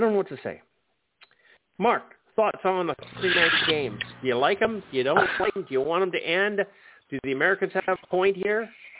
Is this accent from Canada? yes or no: yes; Canada; as a Canadian